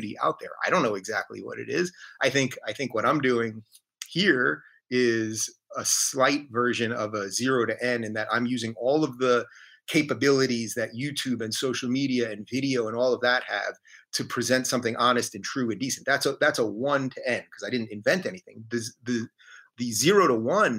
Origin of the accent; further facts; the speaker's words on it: Long Island, New York, United States; I grew up in Long Island. We grew up in Long Island